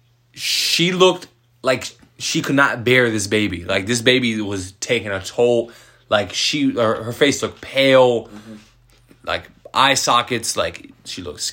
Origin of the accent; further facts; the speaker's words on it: United States; I grew up in America